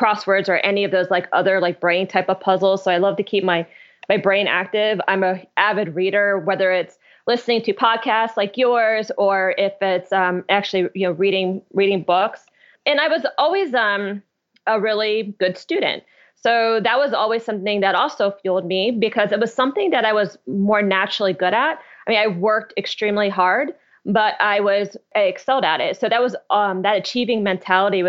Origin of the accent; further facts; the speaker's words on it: Columbus, Ohio, United States; I grew up in Columbus, Ohio, so very, you know, Midwestern city